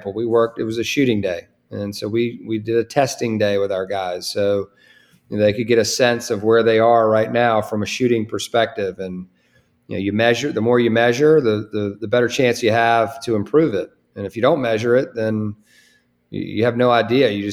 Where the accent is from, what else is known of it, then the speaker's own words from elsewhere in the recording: Virginia, United States; also born or lived in Charlottesville, Virginia / Winston-Salem, North Carolina; coming back here in a place where I grew up, you know, right here in, you know, the state of Virginia